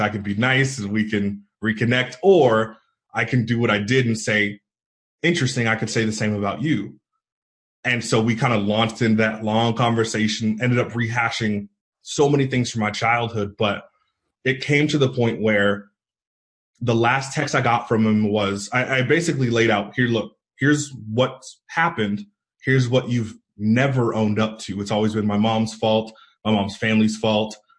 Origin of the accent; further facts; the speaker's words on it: East Bay area, Northern California, United States; moved away as an adult; also born or lived in Idaho; I grew up in the East Bay area, Northern California, so about 25 miles east of San Francisco.